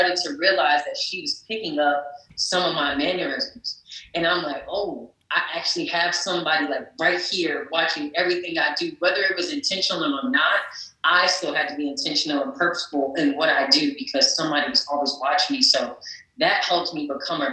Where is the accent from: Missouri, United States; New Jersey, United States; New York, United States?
New Jersey, United States; North; the Prudential Center in North New Jersey, my hometown